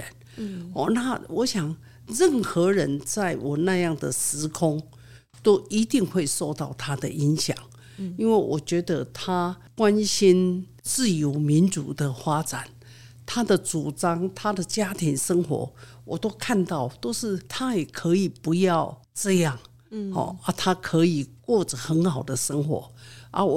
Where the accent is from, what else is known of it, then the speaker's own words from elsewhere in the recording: Yilan, Yilan County, Taiwan; 我的故乡在宜兰，宜兰